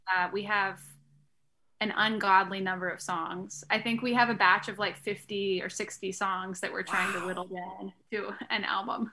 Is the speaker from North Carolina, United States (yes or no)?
yes; Greensboro, North Carolina, United States; I'm from North Carolina